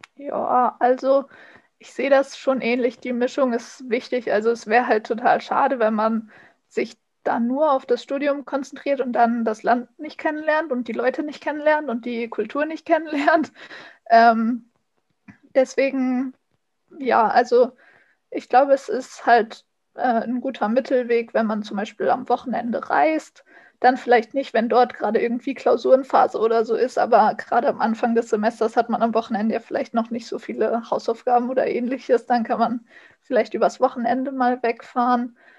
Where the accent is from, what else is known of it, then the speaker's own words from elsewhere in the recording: Germany; als Deutsche